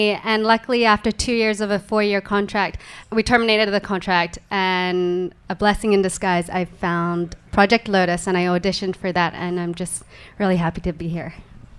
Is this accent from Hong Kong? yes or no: yes; Hong Kong; also born or lived in England; from Hong Kong, China. I was born in England, but I was raised in Hong Kong, and I grew up on English music all my life.